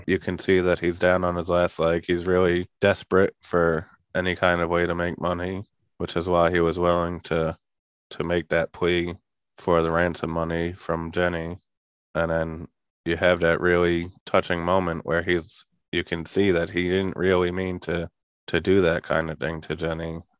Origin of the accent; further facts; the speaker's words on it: New York, United States; I'm from New York